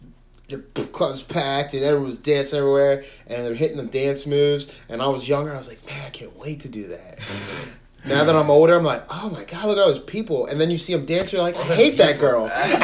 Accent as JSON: {"language": "English", "town": "Pasadena", "country": "United States", "tie": "born or raised there", "said": "growing up in Pasadena"}